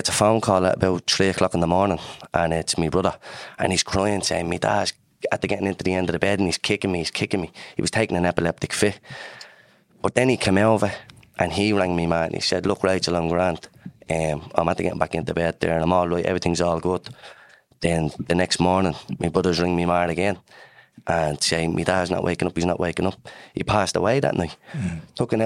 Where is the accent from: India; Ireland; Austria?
Ireland; Dublin, Leinster; I'm from Dublin's north inner city. I'm from Dars Estuary Flats. And my earliest memories growing up in the flats was like very positive.